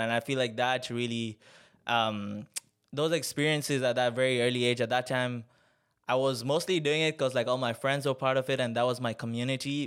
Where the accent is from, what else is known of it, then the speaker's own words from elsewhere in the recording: Tanzania; I'm from Tanzania. Um, born and raised there